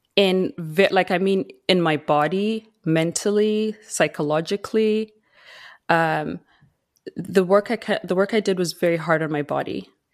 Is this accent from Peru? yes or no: no; Zimbabwe; moved away as an adult; now in Vancouver Island, Canada; I was born and raised in Zimbabwe. I moved to Canada when I was seventeen